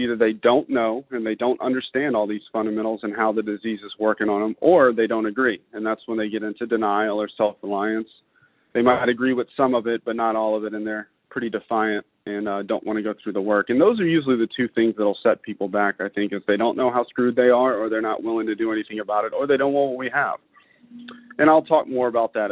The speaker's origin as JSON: {"language": "English", "town": "Baton Rouge", "region": "Louisiana", "country": "United States", "tie": "born or raised there", "said": "I was born in 1982 in Baton Rouge, Louisiana, to two beautiful people."}